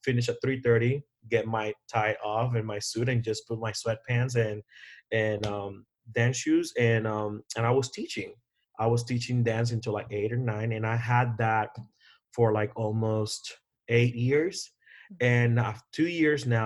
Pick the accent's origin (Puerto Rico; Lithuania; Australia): Puerto Rico; now in Las Vegas, United States; I'm from Puerto Rico